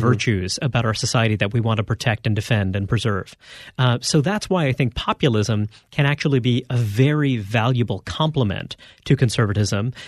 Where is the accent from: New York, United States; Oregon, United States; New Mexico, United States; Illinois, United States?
New York, United States; New York City; I grew up in Brooklyn, New York